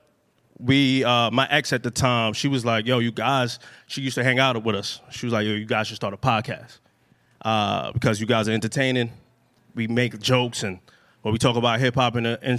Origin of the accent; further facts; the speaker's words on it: New York City, New York, United States; I'm from Brooklyn, New York, Flatbush all day.